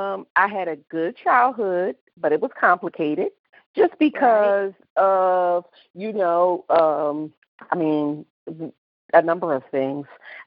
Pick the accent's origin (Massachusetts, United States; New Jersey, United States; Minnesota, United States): New Jersey, United States; Camden; What city and state is your hometown? Well, you know what it is. We're both from Camden, New Jersey.